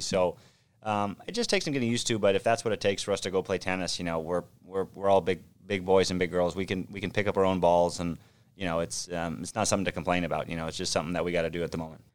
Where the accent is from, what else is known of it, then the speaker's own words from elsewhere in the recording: Orange County, California, United States; also born or lived in Manhattan Beach, California; I grew up in Orange County, so just south of Los Angeles